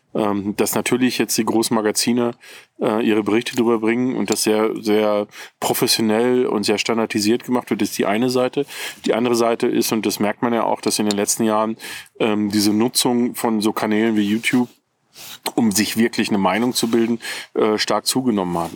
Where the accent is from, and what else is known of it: Ruhr area, North Rhine-Westphalia, Germany; now in Bavaria, Germany